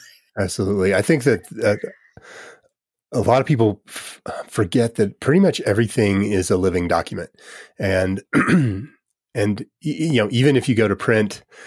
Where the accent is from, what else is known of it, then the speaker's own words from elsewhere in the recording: United States; I'm from the United States